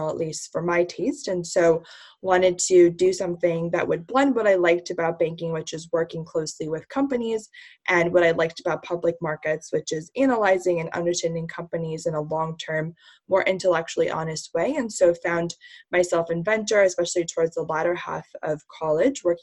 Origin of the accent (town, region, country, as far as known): New Jersey, United States; born or raised there; also born or lived in Indiana / China